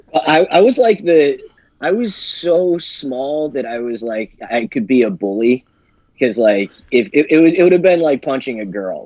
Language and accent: English; Smithville, New Jersey, United States; I grew up in Smithville. Went to Holy Spirit High School